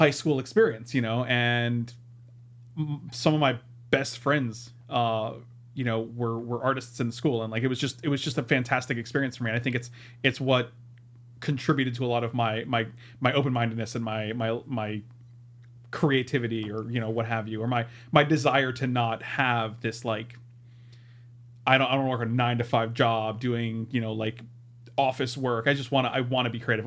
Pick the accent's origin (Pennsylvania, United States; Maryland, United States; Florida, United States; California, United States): Florida, United States; St. Petersburg; also born or lived in Clearwater, Florida; I was raised in St. Petersburg, Florida, and it's about 25 minutes from where we are now.